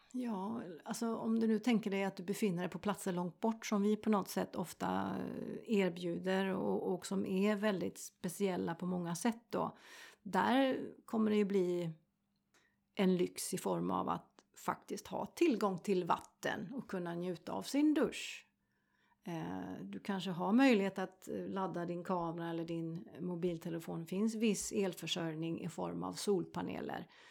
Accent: Sweden; jag är svensk

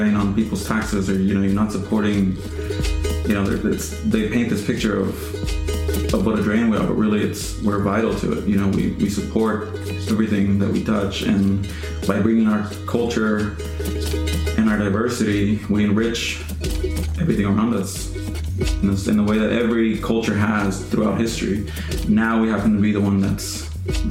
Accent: Houston, Texas, United States; moved away as an adult; now in Austin, United States; I was born in Houston, grew up there, and then moved to Austin to pursue my college career.

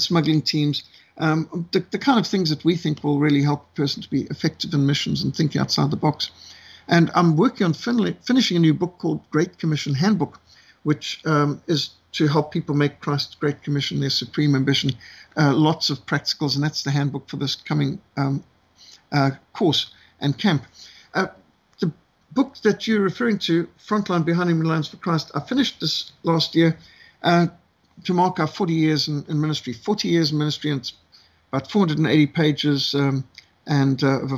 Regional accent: Zimbabwe; I was brought up in Rhodesia, the old world.

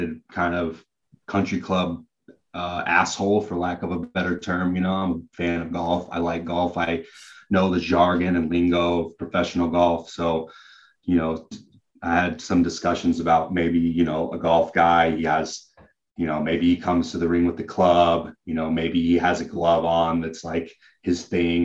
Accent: Hubbard, Oregon, United States; I grew up in Hubbard, Oregon

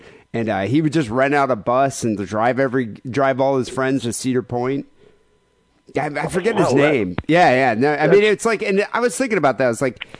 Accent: South Africa; I remember when I was a youngin, growing up in Southern Africa, because I'm African. But when I was growing up in South Africa, I really wanted to be a Cub Scout.

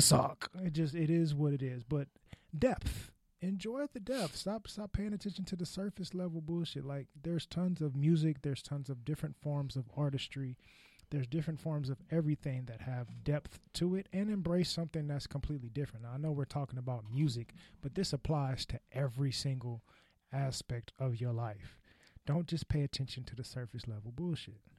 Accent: California, United States; I'm from California

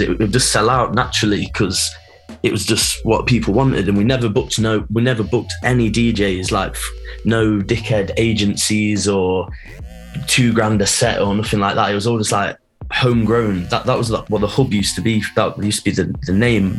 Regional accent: Nottingham, East Midlands, United Kingdom; I'm from Nottingham

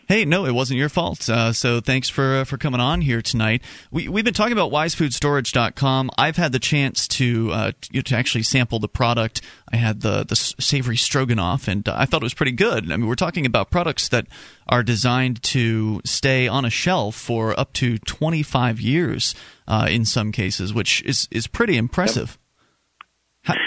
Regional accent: Florida, United States; now in New England, United States; I'm from Florida originally.

